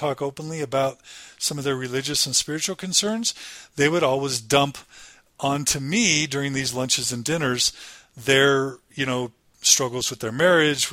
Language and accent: English; Katy, Texas, United States; moved away as an adult; also born or lived in Utah / Guatemala; I grew up in Katy, Texas